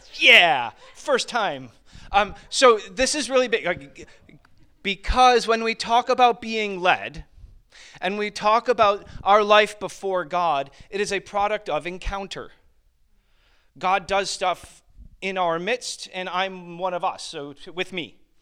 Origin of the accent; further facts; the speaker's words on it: Springville, New York, United States; moved away; I grew up in the western portion of New York State, uh, which is where Niag-, Niagara Falls is